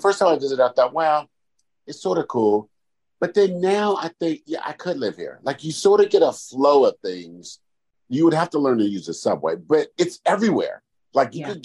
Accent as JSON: {"language": "English", "region": "California", "country": "United States", "said": "I'm from California."}